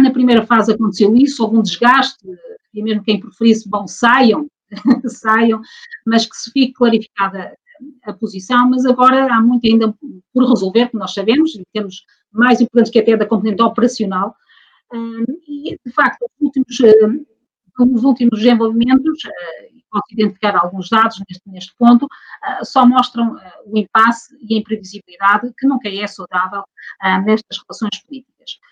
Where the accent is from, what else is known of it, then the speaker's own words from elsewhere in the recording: Portugal; sou portuguesa